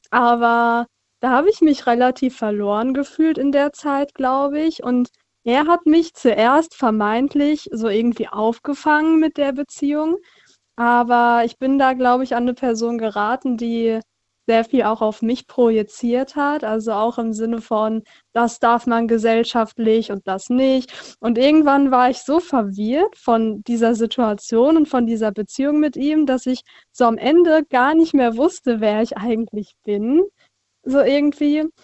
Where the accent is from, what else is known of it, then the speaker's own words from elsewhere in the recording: Frankenthal, Rhineland-Palatinate, Germany; Äh, aus Frankenthal.